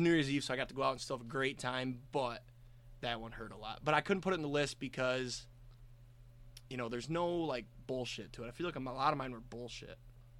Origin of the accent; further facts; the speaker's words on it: near East Lansing, Michigan, United States; I grew up near East Lansing